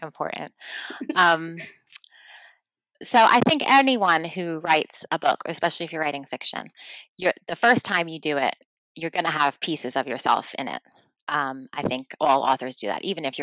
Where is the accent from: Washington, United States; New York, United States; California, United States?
New York, United States; moved away as an adult; now in United Kingdom; my hometown and to New Yorkers